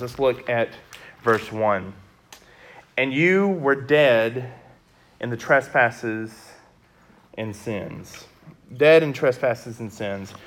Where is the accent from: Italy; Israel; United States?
United States; West Memphis, Arkansas; also born or lived in Conway; I'm originally from West Memphis